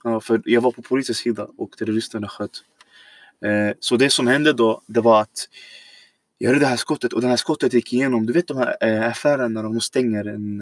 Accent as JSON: {"language": "Swedish", "country": "Syria", "tie": "born or raised there", "also_born_or_lived": "Iraq", "second_language": "Swedish", "moved": "yes", "lives_now": "Sweden", "said": "jag är född egentligen då Irak, men jag har bott hela mitt liv nästan i Syrien."}